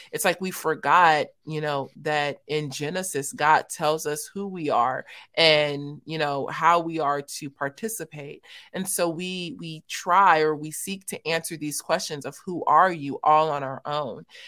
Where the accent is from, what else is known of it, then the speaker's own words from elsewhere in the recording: Los Angeles, California, United States; I was born and raised in South Central Los Angeles for about the first 15 years